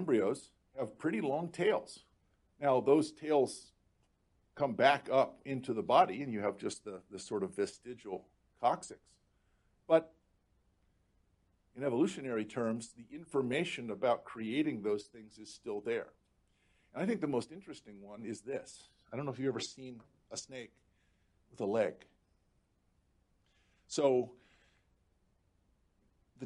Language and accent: English; rural Florida, United States; moved away; also born or lived in North Carolina / Germany; I grew up in rural Florida.